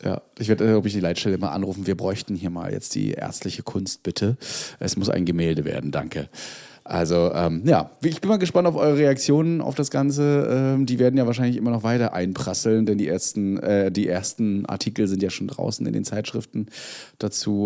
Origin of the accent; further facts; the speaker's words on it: Mecklenburg-Vorpommern, Germany; bei uns in Mecklenburg-Vorpommern